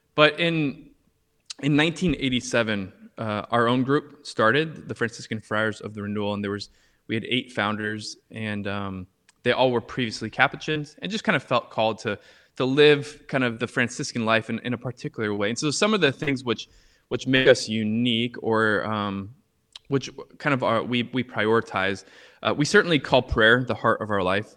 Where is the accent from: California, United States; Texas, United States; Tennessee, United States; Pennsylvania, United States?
California, United States; Orange County; moved away as an adult; also born or lived in Harlem, New York; now in New York, United States; I live right now in, uh, in Harlem, New York, but I'm originally from Orange County, California